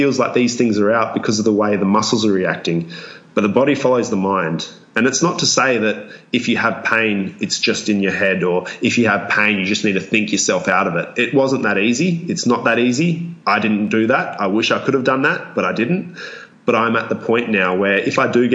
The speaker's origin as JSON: {"language": "English", "country": "Australia", "accent": "Australian", "said": "my Australian accent and any of my Australianisms"}